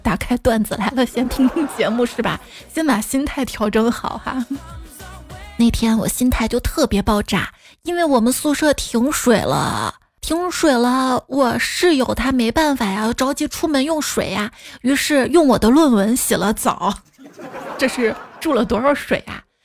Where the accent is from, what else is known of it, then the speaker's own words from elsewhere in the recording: Xi'an, Shaanxi, China; 我们西安人